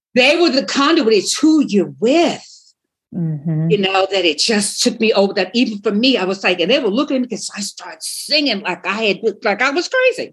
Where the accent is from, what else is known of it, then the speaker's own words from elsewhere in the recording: Long Island, New York, United States; I'm from Long Island. We were, you know, we had a house on the island, and, in and behind my house, you could see the bay and woods